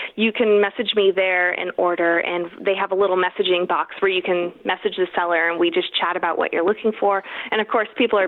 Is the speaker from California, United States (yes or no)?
yes; California, United States; now in Idaho, United States; my home state of California